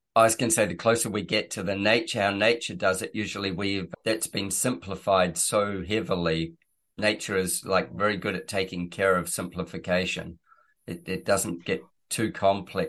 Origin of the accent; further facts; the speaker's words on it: New Zealand; moved away; I am from New Zealand originally.